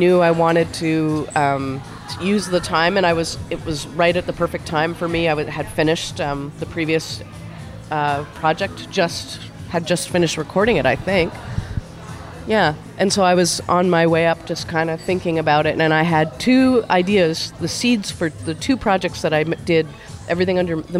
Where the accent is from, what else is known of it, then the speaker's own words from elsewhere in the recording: Winnipeg, Manitoba, Canada; Well, and we're from Winnipeg, right? Like, we know the cold, and we brought our big parkas with us